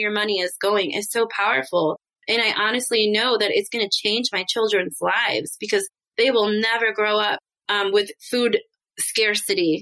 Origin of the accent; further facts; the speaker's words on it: Michigan, United States; I grew up in Michigan